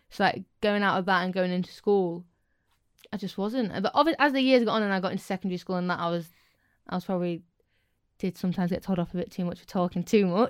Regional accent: Scunthorpe, Yorkshire and the Humber, United Kingdom; being from Scunny, but to me, it's home and I love it.

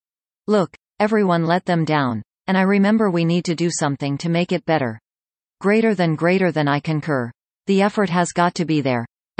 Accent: Tulsa, Oklahoma, United States; Well, I learned about this as a kid. I was born and raised in Tulsa

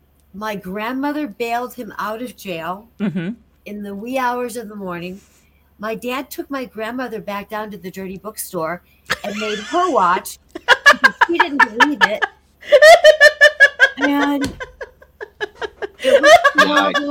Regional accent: Rockford, Illinois, United States; moved away; the video store in my hometown of Rockford

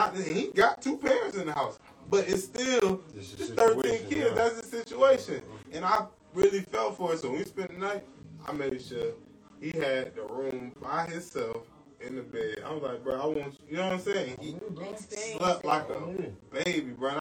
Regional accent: Orlando, Florida, United States; I'm from Orlando

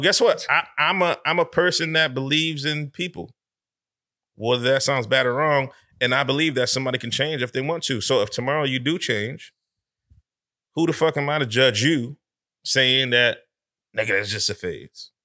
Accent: Connecticut, United States; I'm from up top. I'm from Connecticut

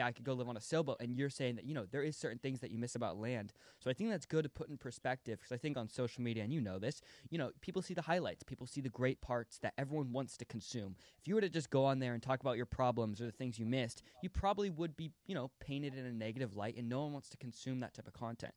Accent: United States; born or raised there

